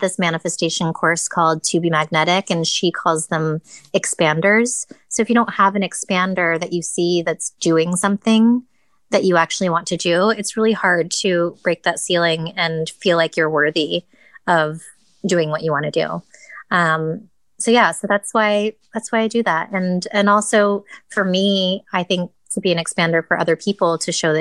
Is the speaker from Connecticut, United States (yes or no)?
yes; Connecticut, United States; I grew up in Connecticut